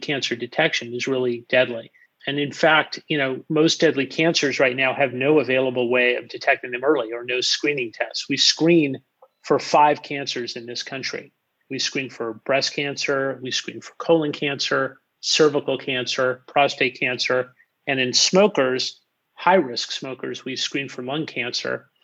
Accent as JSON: {"language": "English", "town": "Los Angeles", "region": "California", "country": "United States", "tie": "born or raised there", "said": "born and raised in Los Angeles"}